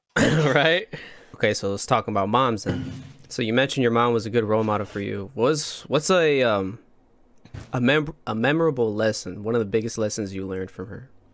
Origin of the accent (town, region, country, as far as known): Plymouth, Indiana, United States; now in Austin, United States